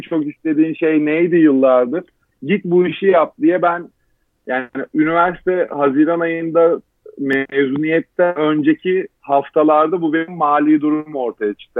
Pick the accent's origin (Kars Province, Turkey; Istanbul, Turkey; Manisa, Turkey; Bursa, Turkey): Istanbul, Turkey; 12 Mart 1989 İstanbul Kadıköy doğumluyum. Ee, çocukluğumu ilkokul dönemi anneannemin bulunduğu anneannemle geçirdim.